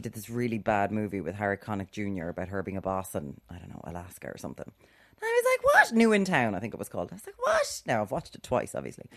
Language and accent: English; Ireland; we're Irish